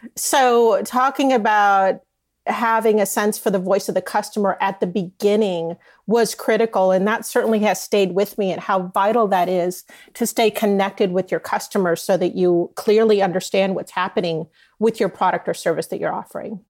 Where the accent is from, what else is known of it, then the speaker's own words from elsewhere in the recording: Southern California, United States; moved away as an adult; also born or lived in New York / Dallas / Boston / Michigan; I grew up here in Southern California